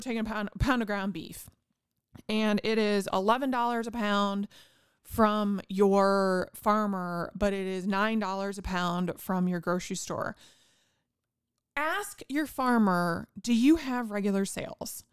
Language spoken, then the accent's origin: English; Indiana, United States; I'm from Indiana and we have all kinds of farms